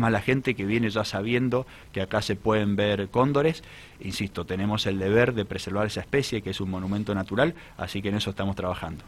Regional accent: Mendoza, Argentina; como mendocinos

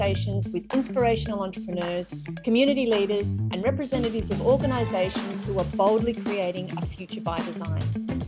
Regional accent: Newcastle, North East England, United Kingdom; So I'm so excited to be actually having a podcast with somebody from my hometown, which is Newcastle.

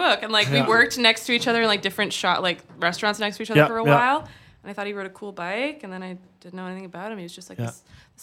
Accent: United States; moved away as an adult; also born or lived in Hamilton, Canada; now in Canada; I grew up for 20 years in the States before I came back here

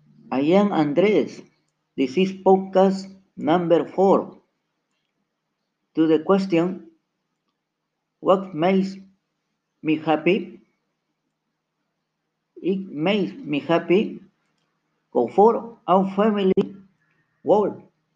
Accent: Peru; English is a second language

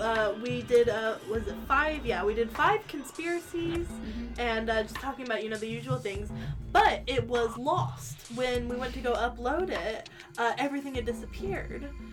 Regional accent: United States; moved away; Being American

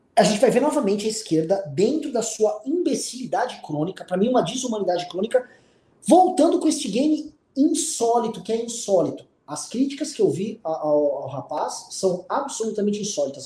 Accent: São Paulo, Brazil; Em São Paulo, aqui, a gente é de São Paulo

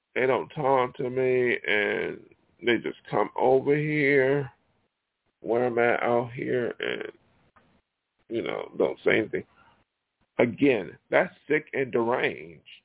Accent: Buffalo, New York, United States; moved away; my hometown, Buffalo

